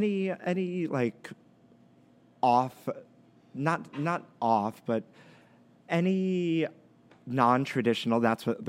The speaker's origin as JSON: {"language": "English", "town": "New York City", "region": "New York", "country": "United States", "tie": "born or raised there", "said": "But we grew up in Brooklyn, kind of the same thing."}